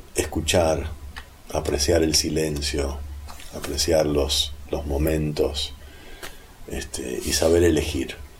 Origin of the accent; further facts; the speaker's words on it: Buenos Aires, Argentina; also born or lived in California; el porteño, así como el neoyorquino, creo que las grandes urbes en general, tenemos gente que maneja mucha data y a la vez somos prejuiciosos